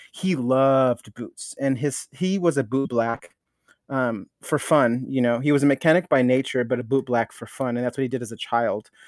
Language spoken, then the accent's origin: English; Norwalk, California, United States; I grew up in Norwalk